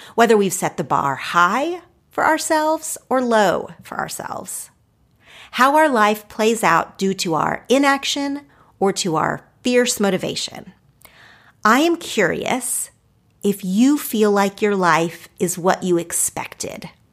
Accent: Oklahoma, United States; moved away as an adult; now in Los Angeles, United States; my home state. I love Oklahoma and I love the people there

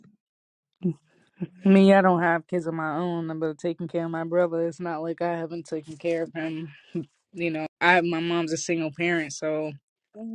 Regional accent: Boston, Massachusetts, United States; I'm from Boston

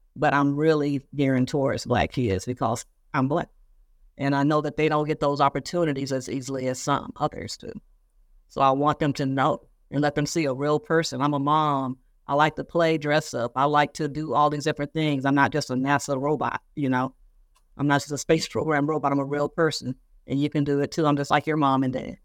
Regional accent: Moss Point, Mississippi, United States; moved away; my hometown newspaper in Mississippi. Moss Point, Mississippi.

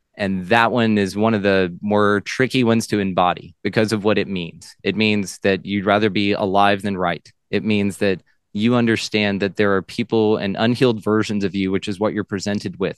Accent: Texas, United States; I am a Texan.

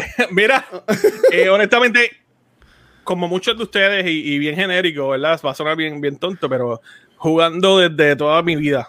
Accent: Puerto Rico; now in Florida, United States; yo ahora mismo vivo en el estado de Florida, soy de Puerto Rico.

